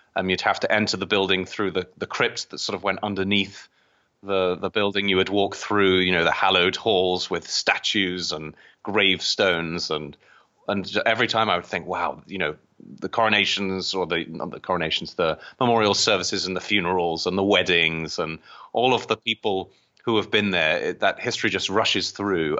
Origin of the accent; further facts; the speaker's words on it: England, United Kingdom; moved away as an adult; now in United States; I was born across in the British part, across the, the pond in, um, in England. Um, I came to the U S, um, just over twelve years ago.